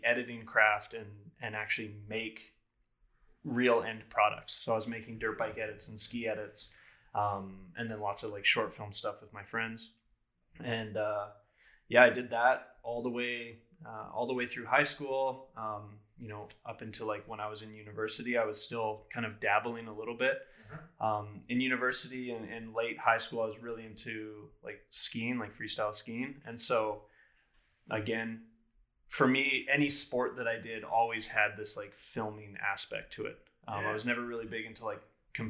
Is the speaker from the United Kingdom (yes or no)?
no; Prince George, British Columbia, Canada; I'm born and raised in Prince George here